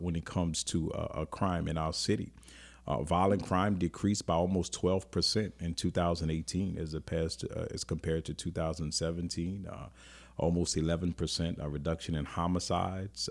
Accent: New Orleans, Louisiana, United States; I grew up in New Orleans

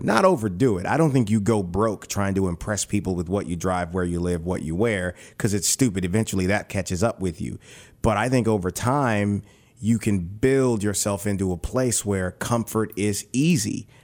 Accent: New Roads, Louisiana, United States; I'm a country boy. I'm from New Roads, Louisiana

